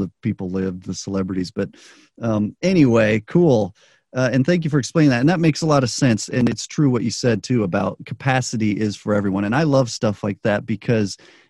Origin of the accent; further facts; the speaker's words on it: United States; also born or lived in Chile; most of us in the U.S. who grew up here